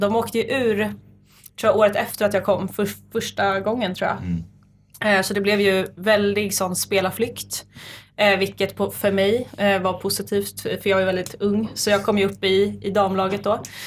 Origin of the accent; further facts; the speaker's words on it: Nacka, Stockholm County, Sweden; Jag är född och uppvuxen i Nacka, Saltsjöbo